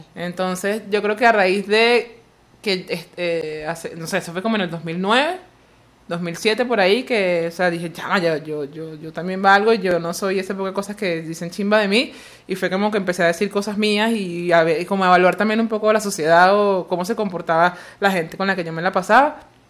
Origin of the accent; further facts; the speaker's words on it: Barlovento, Miranda, Venezuela; now in Caracas, Venezuela; Yo nací en Barlovento, pero no me gusta ir para allá.